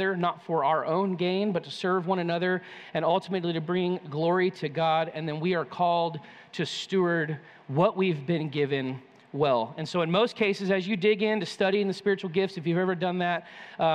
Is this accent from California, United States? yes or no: yes; California, United States; moved away; I grew up in California